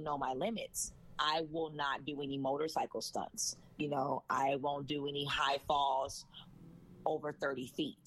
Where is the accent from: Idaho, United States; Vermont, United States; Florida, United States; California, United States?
California, United States; Los Angeles; also born or lived in Cerritos, California / Berkeley, California; I am from California. I'm from Los Angeles. I went to school in Cerritos